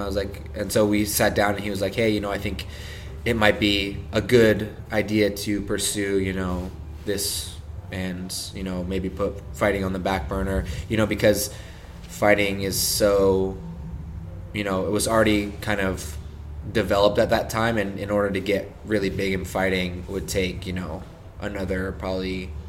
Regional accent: Encinitas, California, United States; also born or lived in Denver, Colorado; I grew up in Encinitas, California.

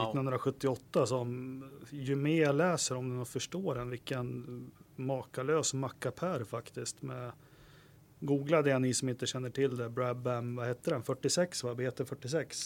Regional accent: Västerås, Västmanland, Sweden; jag är från Västerås

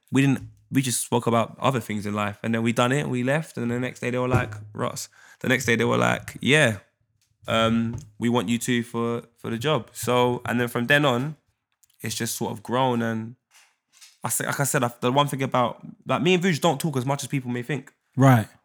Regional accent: Jamaica; so if I see a girl in a club, I'm Jamaican. I'm gonna move to you.

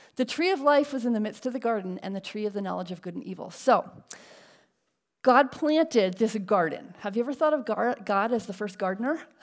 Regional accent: Connecticut, United States; now in La Mirada, United States; we grew up in Connecticut

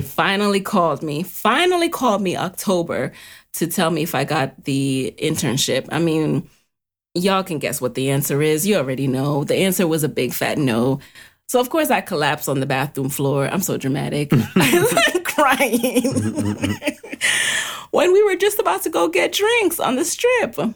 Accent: New York City, New York, United States; growing up in the city, growing up in the Bronx

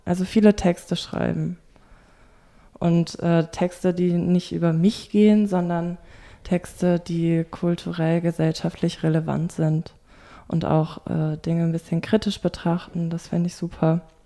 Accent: Bonn, North Rhine-Westphalia, Germany; moved away as an adult; now in Berlin, Germany; Ich komme eigentlich aus Bonn im Rheinland und bin jetzt seit zwei Jahren in Berlin

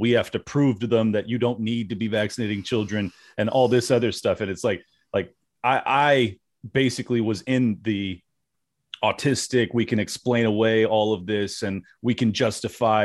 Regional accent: California, United States; moved away; I'm from California, born and raised

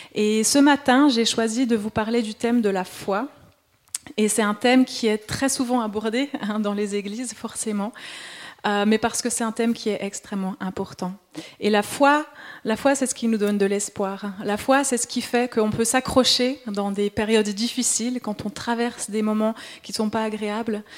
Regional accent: Switzerland; accent: Swiss; moved away; je suis suisse, peut-être ça s'entend encore un peu avec mon accent

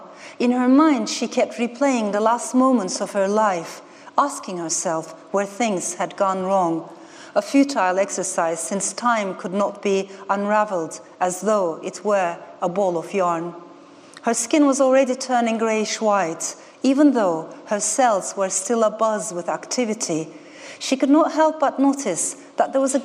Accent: Ankara, Turkey; moved away; also born or lived in Strasbourg, France; This was my maternal grandmother's neighborhood in the middle of Ankara. I grew up without seeing my father, and I was raised by two women, my mother and my grandmother

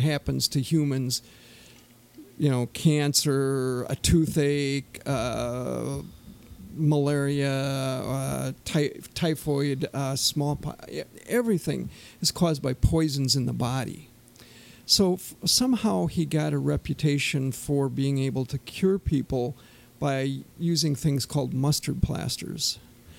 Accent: Turtle Lake, Wisconsin, United States; I'm a native of Turtle Lake, like you, Mark

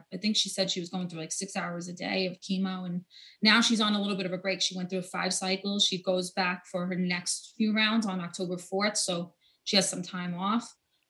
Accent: New York City, New York, United States; also born or lived in Bronx, New York; So I was born in the Bronx, lived there for 2 years, raised in Staten Island, New York.

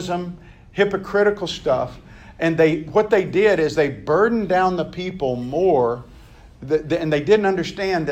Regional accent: the South, United States; I grew up in the South

